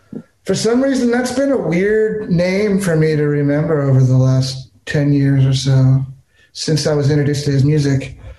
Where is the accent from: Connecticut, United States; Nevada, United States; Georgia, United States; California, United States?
California, United States; now in Texas, United States; I'm from California, so, you know, I grew up in a different vibe because my thing was like everybody from Southern California seems to think it's the center of the universe